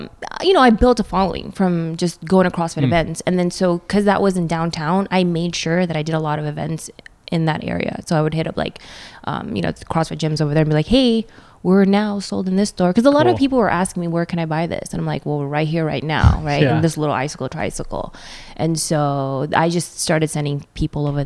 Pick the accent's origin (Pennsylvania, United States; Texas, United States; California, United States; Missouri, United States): California, United States; Northern; also born or lived in Philippines / Oakland / Redondo Beach; I'm from NorCal, all over Northern California